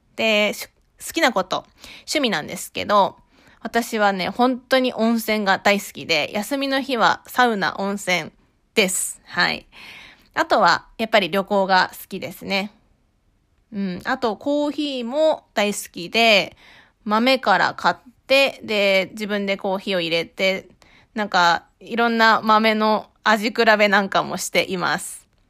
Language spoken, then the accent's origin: Japanese; Shirakawa, Fukushima, Japan; moved away as an adult; now in Tokyo, Japan; 私は福島県白河市出身で、二千十五年に上京と同時に書家として独立をしました。